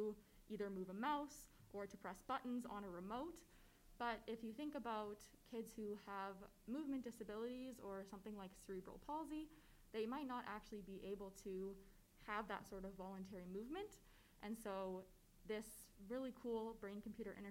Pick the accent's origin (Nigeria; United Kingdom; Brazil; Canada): Canada; Calgary, Alberta; So I am born and raised in Calgary. I've lived here my whole life